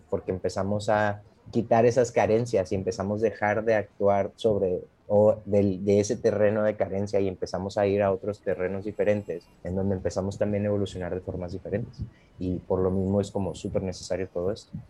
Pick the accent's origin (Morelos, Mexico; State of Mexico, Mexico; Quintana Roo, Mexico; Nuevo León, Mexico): Nuevo León, Mexico; Monterrey; moved away as an adult; now in Playa del Carmen, Mexico; ahorita vivo en Playa del Carmen, pero regreso muchas veces a, mi tierra natal, que es allá la Sultana